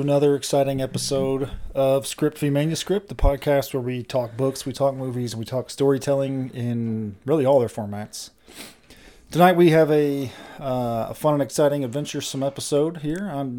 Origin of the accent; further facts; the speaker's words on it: Nashville, Tennessee, United States; So I grew up near Opry Mills Mall in Nashville, sure.